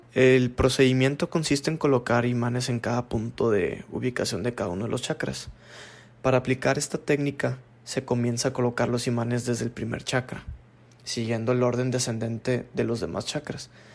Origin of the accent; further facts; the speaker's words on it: Monterrey, Nuevo León, Mexico; nací en Monterrey, Nuevo León